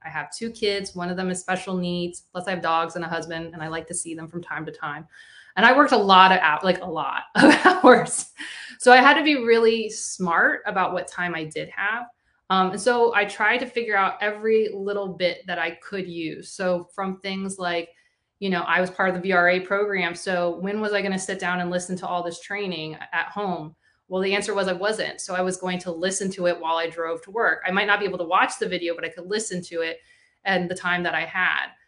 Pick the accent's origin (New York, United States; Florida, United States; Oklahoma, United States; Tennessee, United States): Florida, United States; my home state of Florida